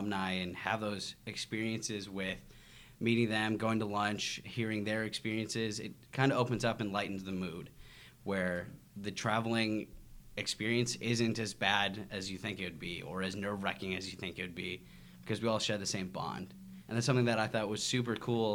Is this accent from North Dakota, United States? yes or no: yes; Grand Forks, North Dakota, United States; moved away as an adult; also born or lived in Fargo, North Dakota / Memphis, Tennessee; I was raised in Grand Forks, North Dakota.